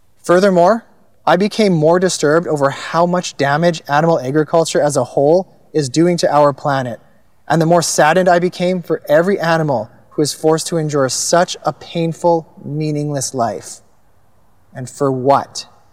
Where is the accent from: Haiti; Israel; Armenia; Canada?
Canada; Kelowna, British Columbia; also born or lived in Langley, British Columbia / Cloverdale, British Columbia; I was born in Langley and I grew up in an upper middle class family. Attended private school in Cloverdale until we moved to Kelowna when I was in grade five. I then continued in private school until graduation